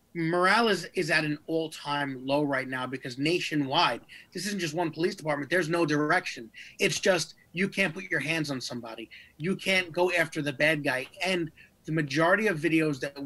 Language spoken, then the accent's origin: English; New York, United States; my hometown of New York